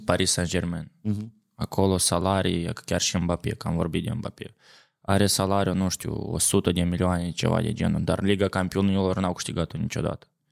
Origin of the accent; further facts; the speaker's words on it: Cahul, Cahul District, Moldova; now in Jerusalem, Israel; am crescut la Cahul